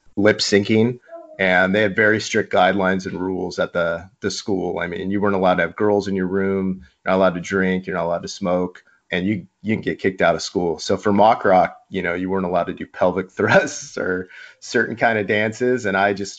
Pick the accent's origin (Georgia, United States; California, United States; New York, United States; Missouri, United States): California, United States; Mission Viejo; I grew up in Mission Viejo, a Missionite, an inland kid.